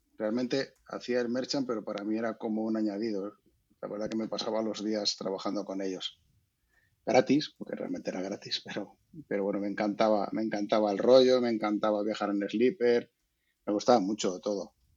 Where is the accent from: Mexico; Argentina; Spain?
Spain; Valladolid, Castile and León; yo soy de Valladolid